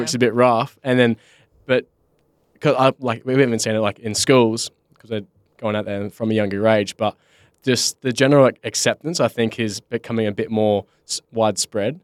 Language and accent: English; Bunbury, Western Australia, Australia; I'm from Bunbury